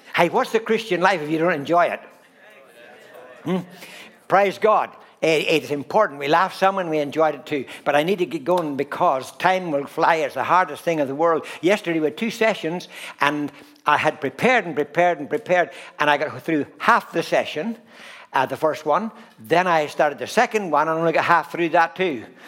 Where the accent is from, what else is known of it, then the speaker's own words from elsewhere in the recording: Ireland; I'm Irish